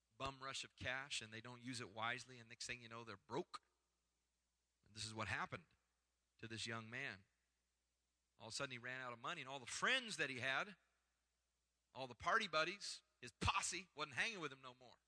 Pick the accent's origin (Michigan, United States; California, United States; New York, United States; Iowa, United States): Iowa, United States; moved away; I grew up in Iowa where I've been to a pig farm